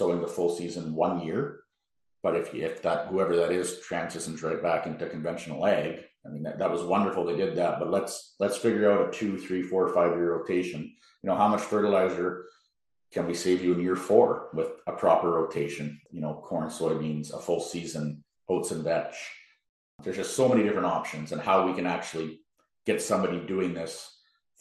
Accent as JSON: {"language": "English", "region": "Manitoba", "country": "Canada", "said": "we're all from Manitoba"}